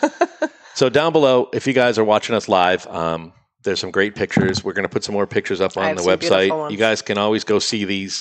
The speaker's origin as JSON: {"language": "English", "town": "Salem", "region": "New Hampshire", "country": "United States", "also_born_or_lived": "Lawrence, Massachusetts", "said": "we're from Salem, New Hampshire"}